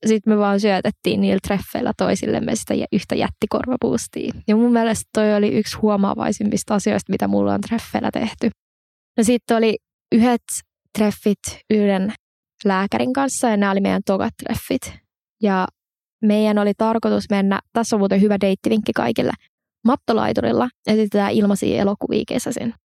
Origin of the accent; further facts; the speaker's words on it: Espoo, Uusimaa, Finland; moved away; mä oon alun perin siis Espoosta ja mun mummi ja pappa asuu edelleen Espoossa